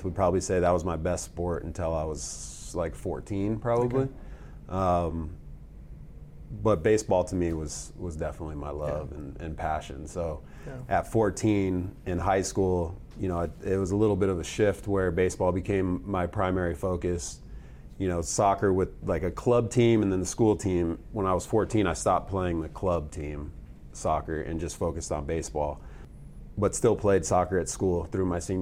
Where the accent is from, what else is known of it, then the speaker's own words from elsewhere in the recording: Tucson, Arizona, United States; I grew up in Tucson, Arizona, to Howard and Kathy …